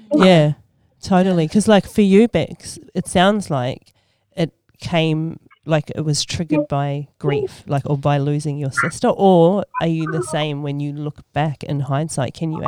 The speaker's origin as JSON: {"language": "English", "town": "Sydney", "region": "New South Wales", "country": "Australia", "tie": "born or raised there", "moved": "as an adult", "lives_now": "New Zealand", "said": "I was actually born and raised in Sydney, Australia. I moved to New Zealand in 2002"}